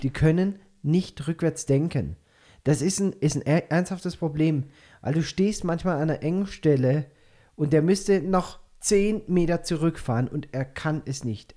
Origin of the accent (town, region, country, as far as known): Binau / Schefflenz area, Baden-Württemberg, Germany; born or raised there; now in Peru